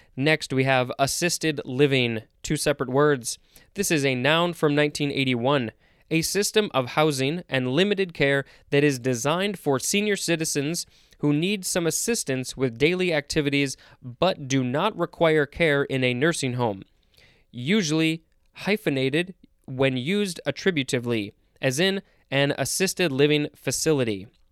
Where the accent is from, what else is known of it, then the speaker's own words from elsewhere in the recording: United States; I'm saying that as an American